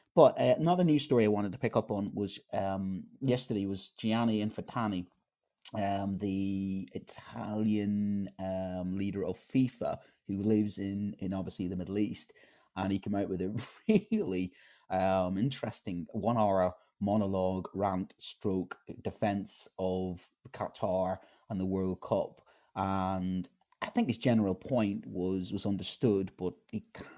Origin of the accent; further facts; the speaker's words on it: Ireland; as an Irishman